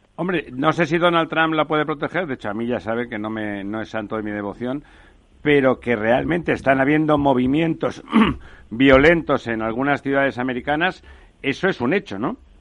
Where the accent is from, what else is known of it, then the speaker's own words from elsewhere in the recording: Barcelona, Catalonia, Spain; yo soy barcelonés